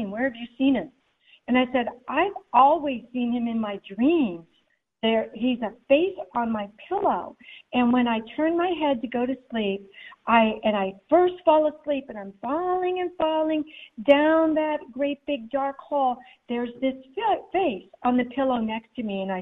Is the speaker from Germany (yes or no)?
yes; Germany; I grew up in Germany, um, so I'm seeing all these people dressed up as Daisy Mae and little Abner.